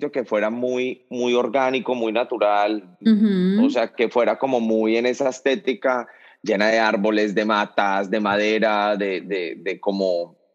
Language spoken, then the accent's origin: Spanish; Cali, Valle del Cauca, Colombia; now in United States; E, en, Cali, de donde yo soy, le decimos tardear.